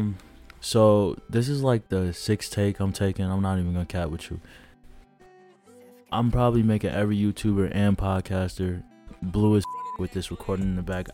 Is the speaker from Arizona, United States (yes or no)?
no; DuPage County, outside Chicago, Illinois, United States; I'm originally from DuPage County. That's a county outside of Chicago